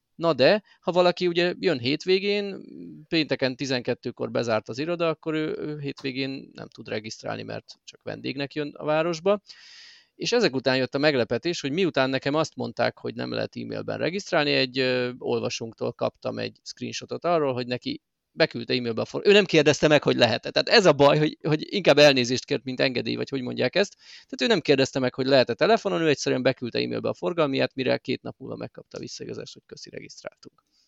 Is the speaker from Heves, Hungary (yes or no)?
no; Miskolc, Borsod-Abaúj-Zemplén, Hungary; nekem Miskolciként